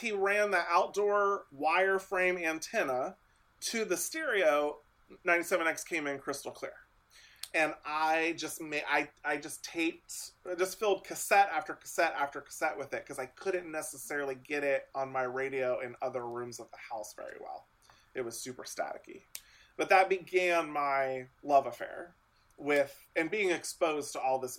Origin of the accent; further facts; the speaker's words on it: Lewisburg, Ohio, United States; now in Austin, United States; I grew up very rural Ohio. I grew up almost on the Indiana border between Dayton and Cincinnati, Ohio.